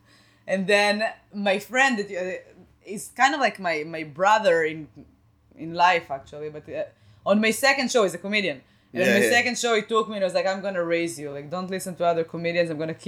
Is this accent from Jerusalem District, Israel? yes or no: no; Rehovot, Central District, Israel; English is a second language; moved away as an adult; also born or lived in Tel Aviv; now in Boston, United States; I'm from Rehovot.